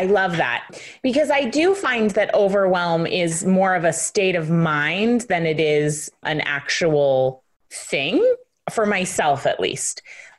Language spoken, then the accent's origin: English; United States; of course I'm American, you're Australian